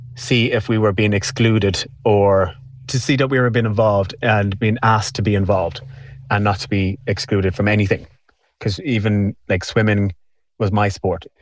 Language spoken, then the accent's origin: English; Dublin, Leinster, Ireland; I'm from Walkinstown. I was born here.